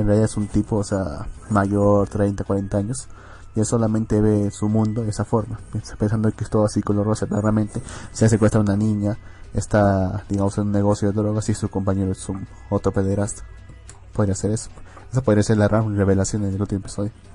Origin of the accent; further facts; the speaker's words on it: Arequipa, Peru; Yo vengo de la bendita ciudad de Arequipa